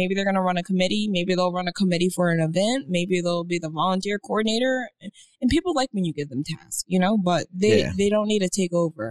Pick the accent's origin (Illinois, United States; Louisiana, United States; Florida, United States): Florida, United States; Miami; I am from Miami.